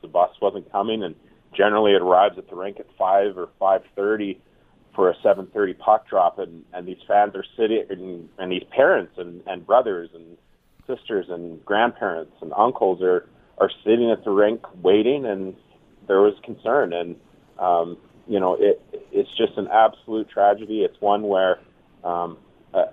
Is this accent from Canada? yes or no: yes; Nipawin, Saskatchewan, Canada; I grew up in Nipawin